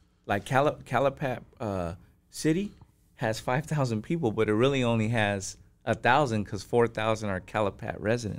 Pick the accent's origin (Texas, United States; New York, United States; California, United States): California, United States; Niland; moved away; also born or lived in Riverside; What are the chances that I came from that little town?